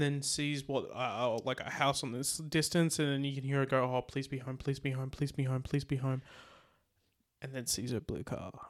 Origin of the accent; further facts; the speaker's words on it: Australia; we're Australian